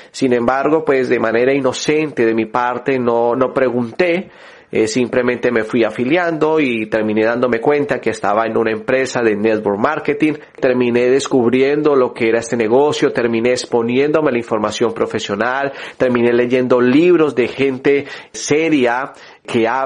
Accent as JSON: {"language": "Spanish", "country": "Colombia", "said": "yo soy de Colombia, y pues uno tiene ese sueño de poder también salir del país."}